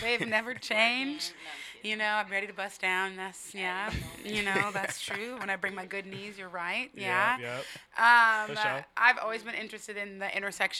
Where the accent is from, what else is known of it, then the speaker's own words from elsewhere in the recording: Denver, Colorado, United States; moved away as an adult; also born or lived in Brooklyn, New York / Barbados (family); now in Seattle, United States; And then I grew up mostly in Denver, though, and I lived there most of my life. My parents still live there. I've been in the same house for like 20 years.